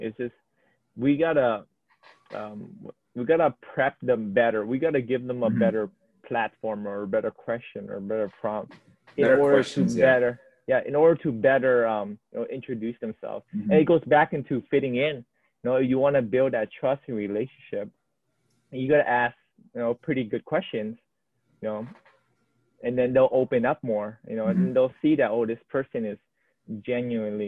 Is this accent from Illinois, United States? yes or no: no; Oahu, Hawaii, United States; born or raised there